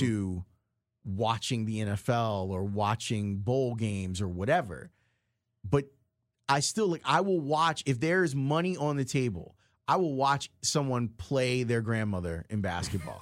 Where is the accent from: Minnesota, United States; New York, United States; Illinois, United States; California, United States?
Illinois, United States; Chicago; accent: Chicago; when I speak, you can hear that I'm from Chicago.